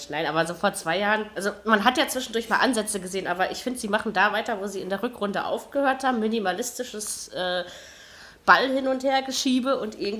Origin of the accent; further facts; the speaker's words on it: East Germany, Germany; Ich komme ja schließlich auch aus dem Osten, ne?